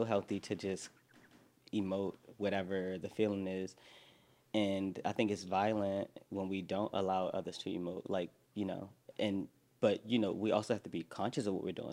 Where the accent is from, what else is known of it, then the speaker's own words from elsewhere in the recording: Baltimore, Maryland, United States; moved away as an adult; also born or lived in New York; I'm from Baltimore. I, I, lived in New York for the last 10 years